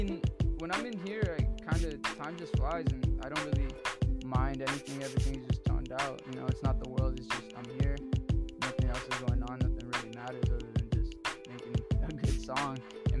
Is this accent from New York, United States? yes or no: no; Los Angeles, California, United States; I'm from LA. I grew up in South Central, Mid-City. I pretty much move all around. I grew up on Hoover, by USC. I've kind of seen all of LA.